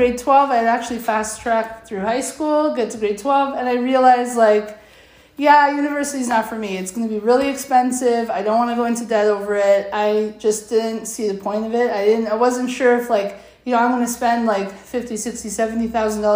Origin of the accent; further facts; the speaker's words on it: Vaughan, Ontario, Canada; I grew up in Woodbridge